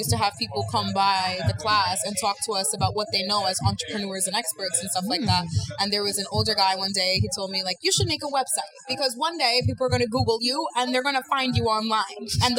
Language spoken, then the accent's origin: English; New York, United States; I'm from New York.